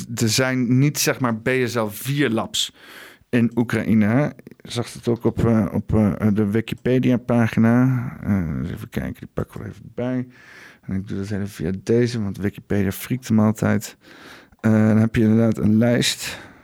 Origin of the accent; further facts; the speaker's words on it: Netherlands; de klei waar ik geboren ben